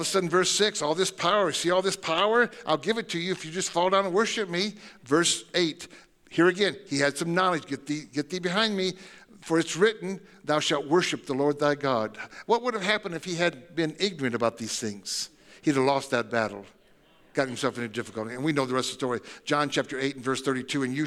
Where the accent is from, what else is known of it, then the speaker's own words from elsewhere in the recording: Tecumseh, Michigan, United States; I grew up in, like I said, Michigan, and I was in Tecumseh, Michigan